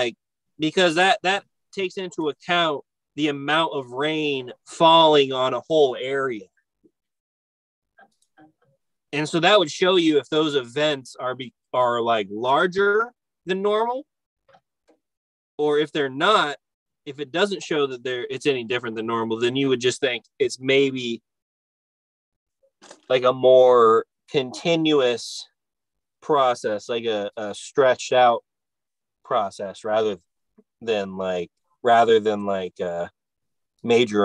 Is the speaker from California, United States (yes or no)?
yes; American River, California, United States; moved away; the American River, right? Because that's where I grew up